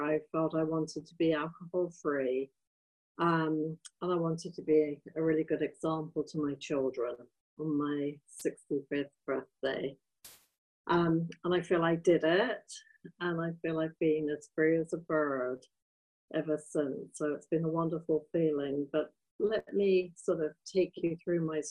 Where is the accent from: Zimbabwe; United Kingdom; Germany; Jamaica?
United Kingdom; England; moved away as an adult; I was raised in England, but, you know, I moved here 30 years ago from England